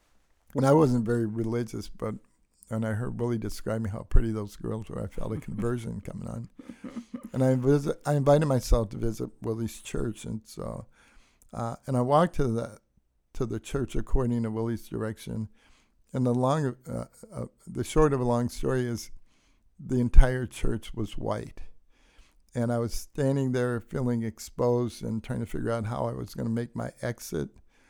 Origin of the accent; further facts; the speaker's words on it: Detroit, Michigan, United States; so when I grew up in Detroit, we didn't go to church except on Easter